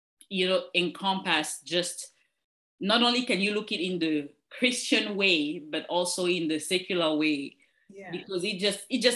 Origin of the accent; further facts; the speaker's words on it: Cameroon; moved away; I'm originally from Cameroon